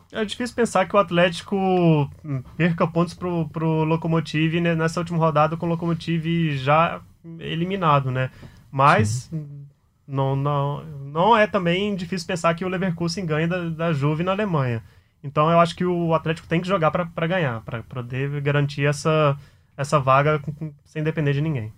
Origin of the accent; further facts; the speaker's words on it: Goiás, Brazil; moved away; eu sou, sou goiano